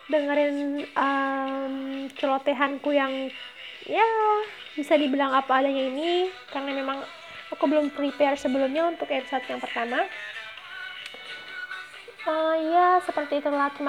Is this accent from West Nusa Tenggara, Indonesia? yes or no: yes; West Nusa Tenggara, Indonesia; aku ini uh, asalnya dari Pulau Lombok Nusa Tenggara Barat. Nah, aku uh, aslinya suku Sasak guys